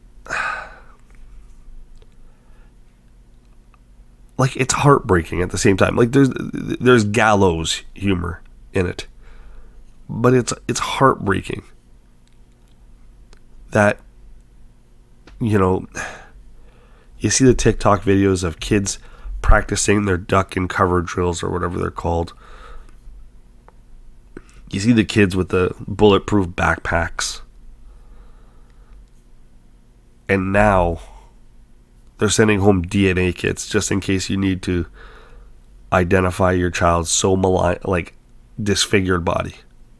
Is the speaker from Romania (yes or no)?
no; Canada; I'm a Canadian